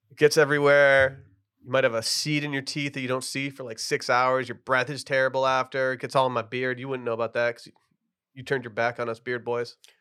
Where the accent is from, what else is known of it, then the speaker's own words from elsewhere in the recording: Austin, Texas, United States; I'm from Austin